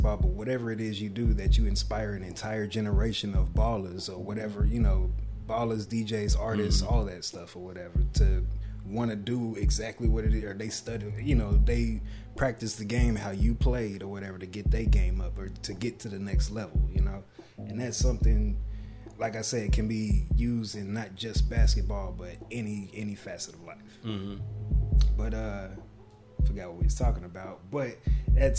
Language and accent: English; Dallas, Texas, United States; I'm from Dallas.